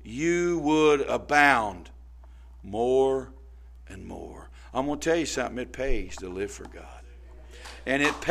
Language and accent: English; Indianapolis, Indiana, United States; I'm from Brightwood, over 28th and Sherman, 25th and Sherman. Forced Manor, 30th Forced Manor